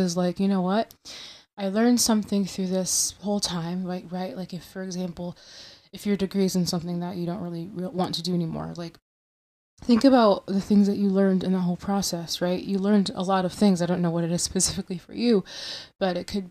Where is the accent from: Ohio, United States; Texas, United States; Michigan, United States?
Michigan, United States; I'm from Michigan